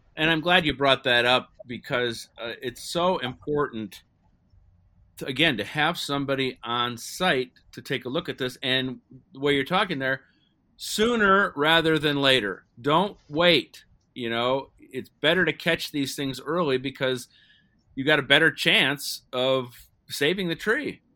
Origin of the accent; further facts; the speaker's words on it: Ohio, United States; I was growing up in Ohio